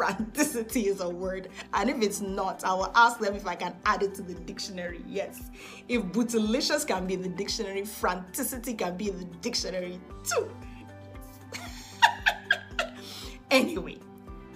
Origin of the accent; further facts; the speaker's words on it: Nigeria; I'm a Nigerian girl